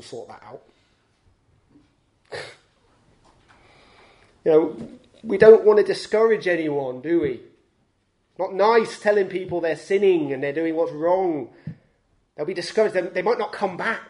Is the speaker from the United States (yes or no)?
no; United Kingdom; we're British